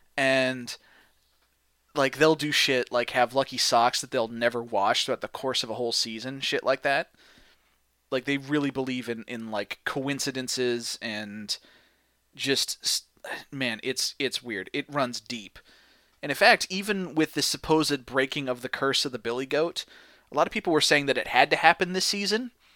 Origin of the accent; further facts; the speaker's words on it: St. Louis, Missouri, United States; I'm from Saint Louis